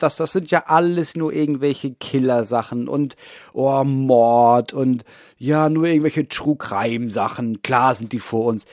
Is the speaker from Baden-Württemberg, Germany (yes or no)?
no; near Dithmarschen, Schleswig-Holstein, Germany; ich komme ja aus der Nähe von Dithmarschen, Schleswig-Holstein, größtes Kohlanbaugebiet Europas.